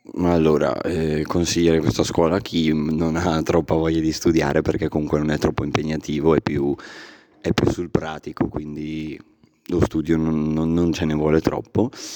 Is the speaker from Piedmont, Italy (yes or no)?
no; Caino, Lombardy, Italy; vengo da Caino, abito a Caino